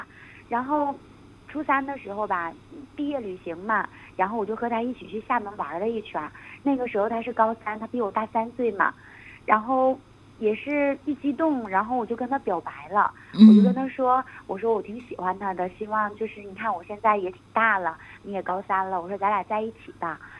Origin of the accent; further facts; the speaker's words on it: Northeast China, China; moved away as an adult; now in United Kingdom; 我我是东北的人